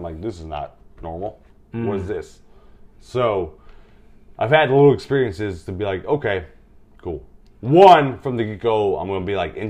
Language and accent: English; Georgia, United States; I'm from Georgia, which is a hot Bigfoot area.